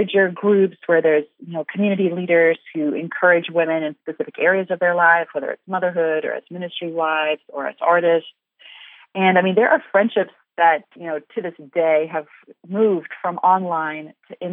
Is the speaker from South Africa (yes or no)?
yes; South Africa; moved away as an adult; also born or lived in Ukraine; I'm from South Africa originally, and we've lived overseas quite a lot